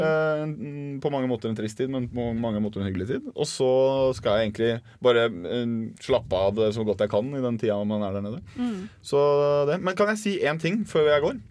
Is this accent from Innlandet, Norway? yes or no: yes; Toten, Innlandet, Norway; accent: Toten dialect; Toten-dialekta mi